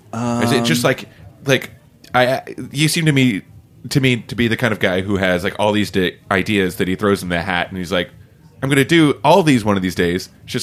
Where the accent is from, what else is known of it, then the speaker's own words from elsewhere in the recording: the South, United States; now in New York, United States; we're both from the South.